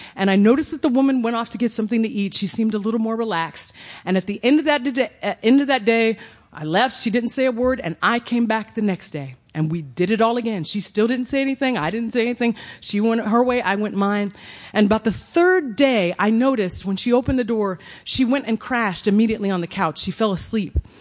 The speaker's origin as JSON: {"language": "English", "town": "Evansville", "region": "Indiana", "country": "United States", "tie": "born or raised there", "said": "my hometown of Evansville, Indiana"}